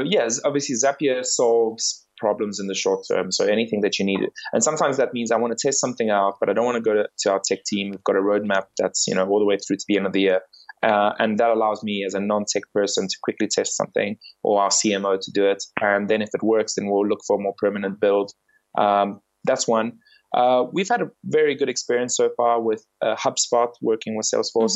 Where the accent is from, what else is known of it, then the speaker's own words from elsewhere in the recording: South Africa; moved away as an adult; also born or lived in England; now in London, United Kingdom; I grew up in South Africa